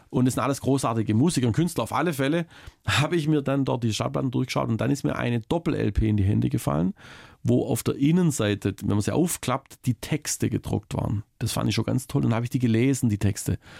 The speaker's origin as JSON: {"language": "German", "town": "Baiersbronn", "region": "Baden-Württemberg", "country": "Germany", "tie": "born or raised there", "moved": "yes", "said": "immer wenn ich nach Mitteltal komme, so heißt der Teilort, in dem ich aufgewachsen bin"}